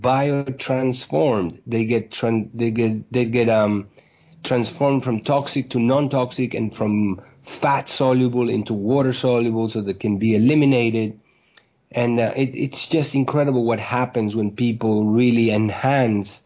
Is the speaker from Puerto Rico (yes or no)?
no; Uruguay; moved away as an adult; also born or lived in New York, United States; I was born in Uruguay in South America, where I went to medical school.